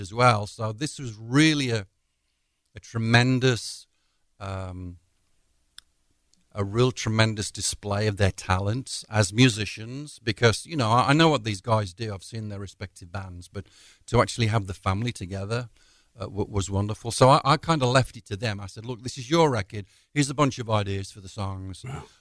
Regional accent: Walsall, West Midlands, United Kingdom; moved away; back home in the homeland in my hometown, Walsall

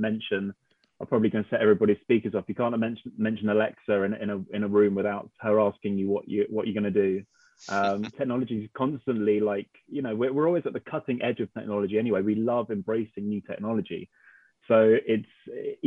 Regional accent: High Wycombe, South East England, United Kingdom; I come from High Wycombe

